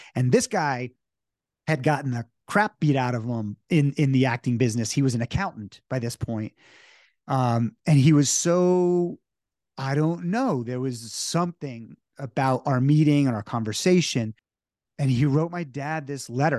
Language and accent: English; New Jersey, United States; I was growing up in New Jersey